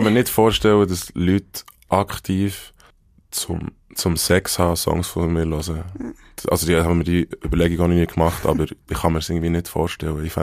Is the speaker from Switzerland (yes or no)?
yes; Bern, Switzerland; accent: Bernese German; first language Bernese German; ja, Berndeutsch, Berndeutsch ist meine Muttersprache und ich fühle und ich lebe auf Berndeutsch